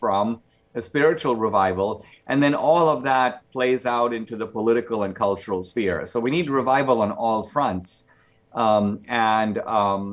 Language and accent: English; India; now in United States; because I grew up in India, I live in two worlds, mm-hmm. mostly here in the United States